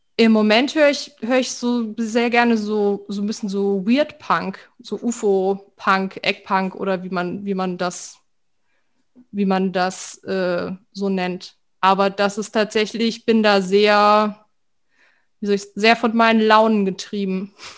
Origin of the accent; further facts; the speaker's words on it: Weinheim, Baden-Württemberg, Germany; ich bin in Weinheim an der Bergstraße auf, aufgewachsen